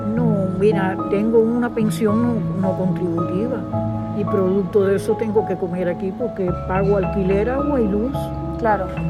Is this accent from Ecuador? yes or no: no; Cuba; moved away as an adult; now in Spain; salí de Cuba por el comunismo asqueroso que tenemos allá hace 60 años